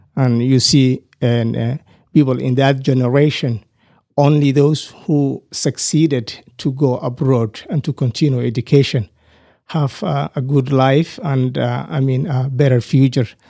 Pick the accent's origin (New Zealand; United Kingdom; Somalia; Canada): Somalia; moved away as an adult; also born or lived in Nairobi, Kenya / Michigan, United States; now in Amarillo, United States; I grew up in Somalia, East Africa, and I came in the United States, uh, in April two thousand and nine.